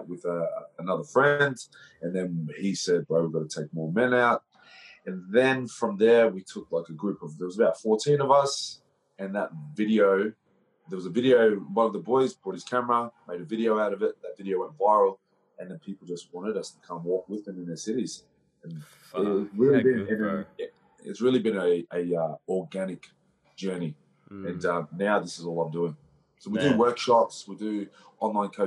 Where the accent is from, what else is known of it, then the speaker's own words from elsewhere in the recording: Brisbane, Queensland, Australia; also born or lived in Melbourne; now in Gold Coast, Australia; I grew up in Brisbane, Southeast Brisbane. And I live on the Gold Coast